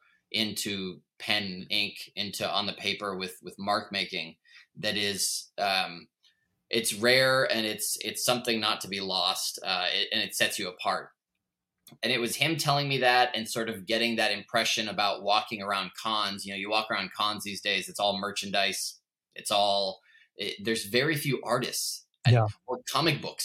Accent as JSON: {"language": "English", "town": "Portland", "region": "Oregon", "country": "United States", "tie": "born or raised there", "also_born_or_lived": "New York", "said": "Growing up in Portland and Oregon"}